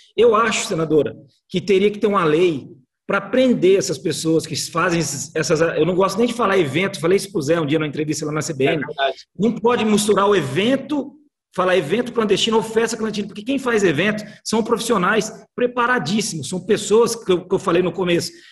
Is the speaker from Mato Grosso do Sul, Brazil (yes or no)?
yes; Campo Grande, Mato Grosso do Sul, Brazil; nós que somos aqui de, de Campo Grande, do Mato Grosso do Sul